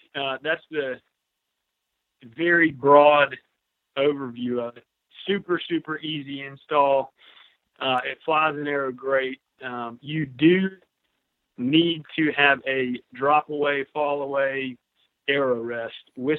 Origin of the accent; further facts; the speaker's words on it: Greenville, South Carolina, United States; I'm from Greenville, South Carolina.